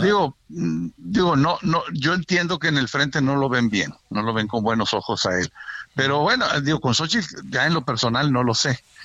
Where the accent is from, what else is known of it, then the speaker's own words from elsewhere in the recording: Monterrey, Nuevo León, Mexico; moved away as an adult; ya voy para tres años viviendo de regreso en mi tierra, en Monterrey